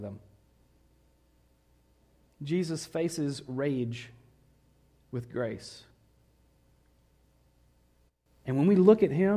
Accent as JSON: {"language": "English", "region": "the South", "country": "United States", "tie": "born or raised there", "moved": "yes", "said": "growing up in the South"}